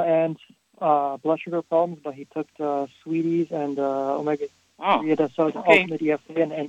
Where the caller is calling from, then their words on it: Toronto, Ontario, Canada; Toronto, Canada.